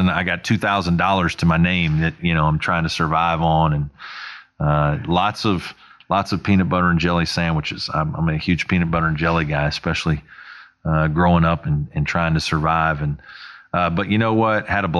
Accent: Evansville, Indiana, United States; moved away as an adult; in my hometown of Evansville.

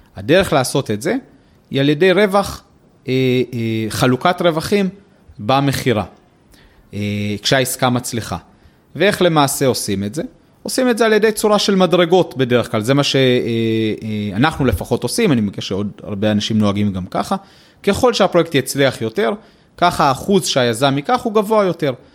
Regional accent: Israel

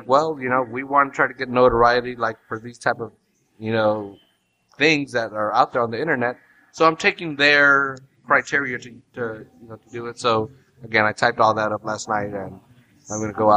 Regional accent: Salinas, California, United States; we're from Salinas

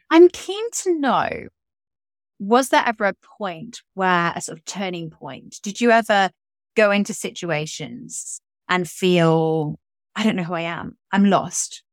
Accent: England, United Kingdom; me being English

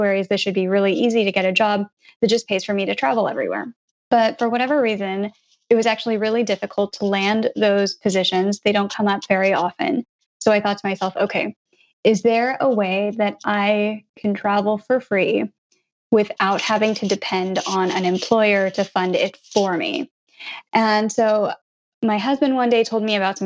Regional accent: Blue Springs, Missouri, United States; now in New Jersey, United States; I grew up in Blue Springs, Missouri, which is right in the middle of the U.S.

